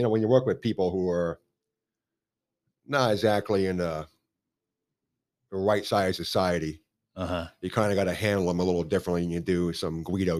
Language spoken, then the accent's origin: English; Reading, Pennsylvania, United States; born there; Obviously I was born in 1974 in Reading, Pennsylvania, which is about 45 minutes outside Philadelphia.